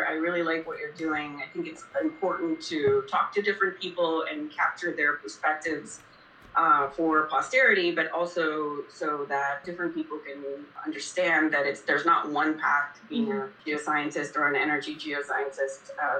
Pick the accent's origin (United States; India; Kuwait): Kuwait; born there; Somehow, I was born in Kuwait, didn't know anything about oil and gas other than it was that which was the country around me.